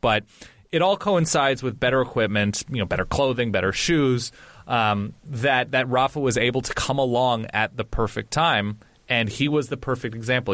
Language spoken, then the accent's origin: English; California, United States; I grew up on the West Coast. I grew up in California.